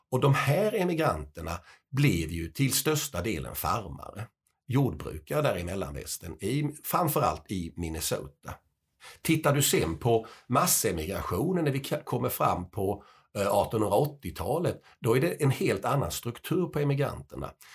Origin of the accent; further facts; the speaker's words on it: Småland, Sweden; eftersom jag är smålänning så har jag ju en del emigranter